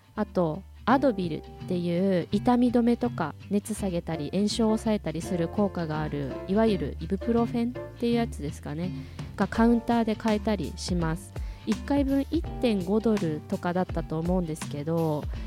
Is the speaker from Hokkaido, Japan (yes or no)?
yes; Hokkaido, Japan; 私は出身が北海道